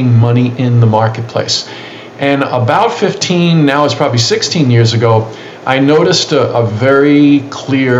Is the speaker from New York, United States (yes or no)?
yes; New York City, New York, United States; born and raised in New York City